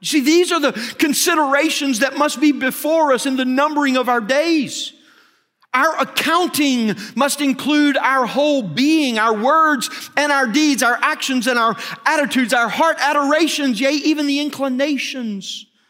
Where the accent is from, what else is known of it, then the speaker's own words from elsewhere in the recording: Arkansas, United States; moved away as an adult; now in Texas, United States; I grew up in Arkansas